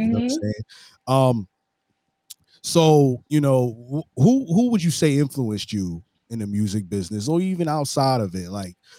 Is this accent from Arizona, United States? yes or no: no; New York City, New York, United States; when I get back to New York, I'm from Brooklyn